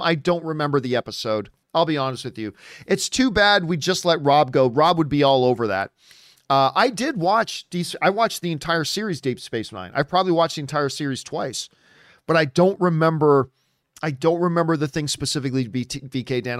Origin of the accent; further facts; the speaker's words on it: Canada; I'm Canadian, and now I just married an American